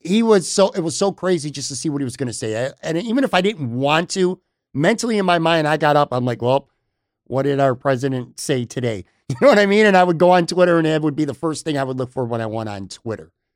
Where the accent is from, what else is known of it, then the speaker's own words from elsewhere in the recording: Western New York, United States; moved away as an adult; now in Florida, United States; born and raised in Western New York as well. I have lived down in Florida now for the past five years